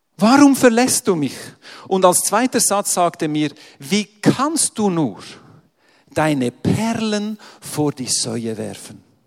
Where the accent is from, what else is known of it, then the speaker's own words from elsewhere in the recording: Switzerland; ich komme ja aus der Schweiz